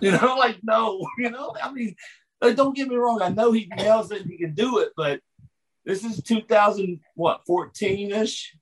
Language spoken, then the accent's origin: English; West Virginia, United States; I'm from West Virginia